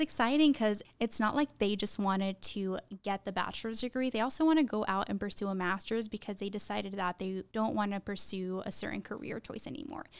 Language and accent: English; Tucson, Arizona, United States; we grew up in Tucson